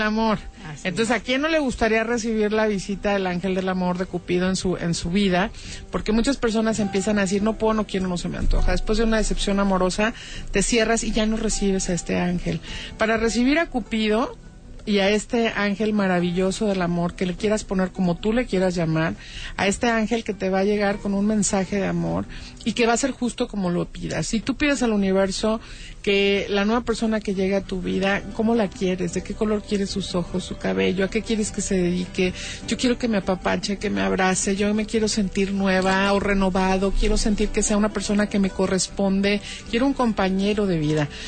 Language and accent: Spanish; Guadalajara, Jalisco, Mexico; yo soy tapatía con corazón regio